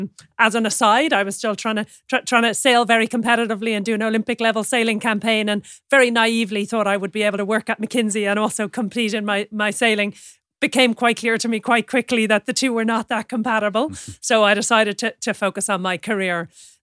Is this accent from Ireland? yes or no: yes; Sutton, Leinster, Ireland; I'm from Sutton on the north side of Dublin in Ireland.